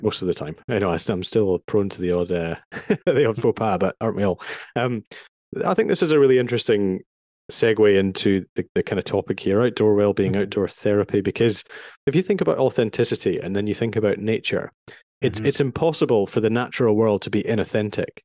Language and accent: English; Edinburgh, Scotland, United Kingdom; moved away as an adult; also born or lived in London; I grew up in Edinburgh